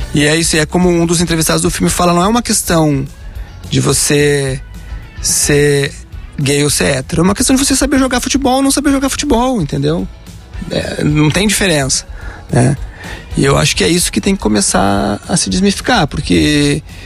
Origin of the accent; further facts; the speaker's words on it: Rio Grande do Sul, Brazil; sou gaúcho, torcedor do Inter